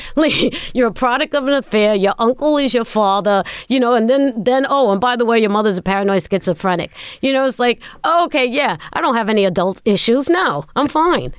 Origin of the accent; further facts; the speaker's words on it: New York City, New York, United States; I was born in Brooklyn.